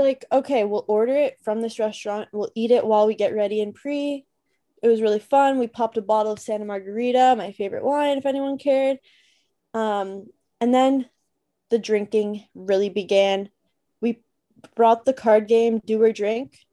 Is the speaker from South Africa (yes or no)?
no; Toronto, Ontario, Canada